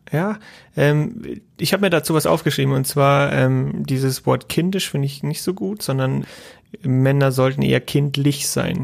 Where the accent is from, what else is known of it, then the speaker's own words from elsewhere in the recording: Bavaria, Germany; accent: Franconian; Eher Fränkisch